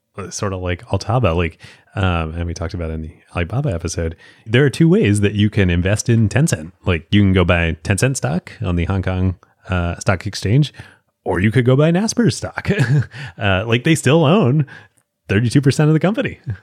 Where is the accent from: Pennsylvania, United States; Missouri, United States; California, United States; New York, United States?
Pennsylvania, United States; Philadelphia; I grew up in Philadelphia, like, watching Allen Iverson